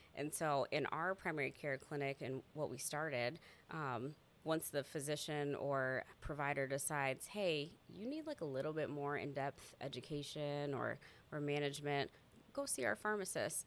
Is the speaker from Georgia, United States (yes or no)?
no; Des Moines, Iowa, United States; I'm from Des Moines and I've grown up here, born and raised.